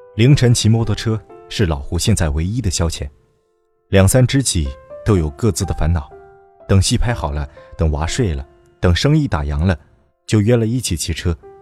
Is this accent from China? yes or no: yes; Shanghai, China; 对于那时候长在浦东的我来说